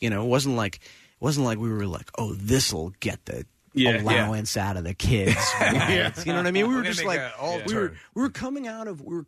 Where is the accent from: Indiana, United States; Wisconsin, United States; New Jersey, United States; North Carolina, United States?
New Jersey, United States; Princeton; I grew up in Princeton, which was really cool because I was like halfway between New York and Philly